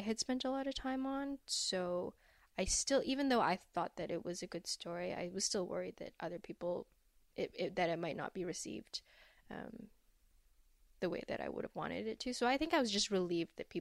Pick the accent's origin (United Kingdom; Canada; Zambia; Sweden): Canada; Vancouver, British Columbia; I grew up in Vancouver